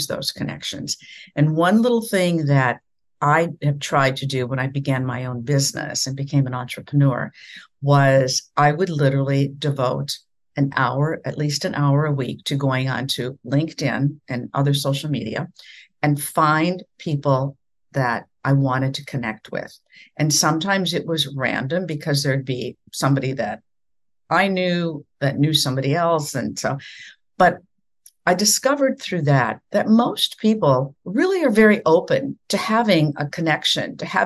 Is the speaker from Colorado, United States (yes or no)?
no; near Sioux Falls, South Dakota, United States; moved away as an adult; also born or lived in Iowa; my very first job, which was in Sioux Falls, South Dakota, very close to my hometown